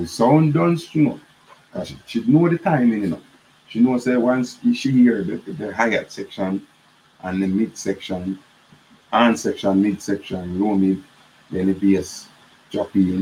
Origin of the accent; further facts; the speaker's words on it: Kingston, Jamaica; where I come from Waterhouse.